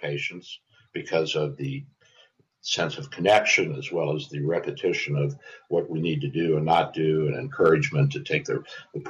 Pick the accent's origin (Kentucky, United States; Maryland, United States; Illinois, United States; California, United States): Kentucky, United States; Louisville; I grew up in Louisville, Kentucky, so I'm around and know about horses all of my life